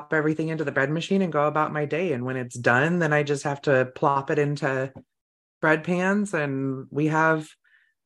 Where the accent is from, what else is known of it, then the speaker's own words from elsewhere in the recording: California, United States; now in Idaho, United States; I grew up in California